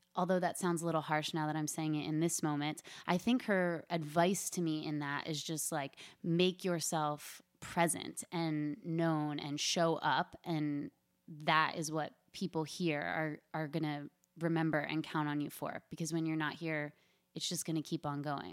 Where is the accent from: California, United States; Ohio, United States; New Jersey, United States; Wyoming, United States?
New Jersey, United States; Philadelphia area; moved away as an adult; also born or lived in South Florida / New York; I am from the South Jersey, Philadelphia area. I lived there through high school